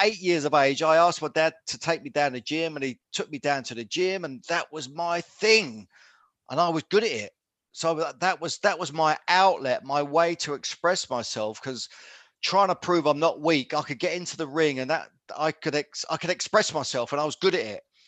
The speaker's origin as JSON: {"language": "English", "town": "Luton", "region": "East of England", "country": "United Kingdom", "tie": "born or raised there", "said": "I'm born and bred in Luton in Bedfordshire"}